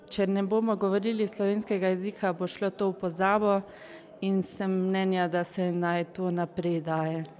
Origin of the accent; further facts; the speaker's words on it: Klagenfurt, Carinthia, Austria; prihajam iz Celovca.